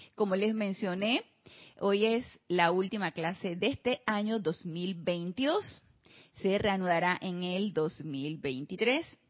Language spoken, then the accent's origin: Spanish; Panama; de regreso aquí en Panamá también. en mi terruño, como le decimos nosotros acá, de regreso al terruño